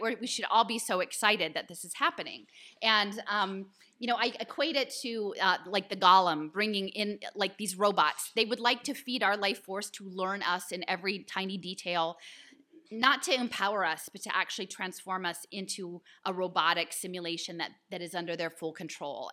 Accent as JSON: {"language": "English", "town": "Philadelphia", "region": "Pennsylvania", "country": "United States", "said": "I'm from Philadelphia"}